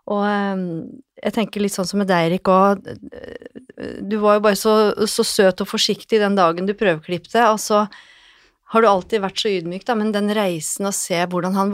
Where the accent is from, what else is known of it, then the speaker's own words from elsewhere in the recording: Lillehammer, Innlandet, Norway; now in Oslo, Norway; men jeg kom jo fra Lillehammer og tenkte at det er jo ikke aktuelt. Skal jeg jobbe her, så skal jeg jobbe i byen, i Oslo by.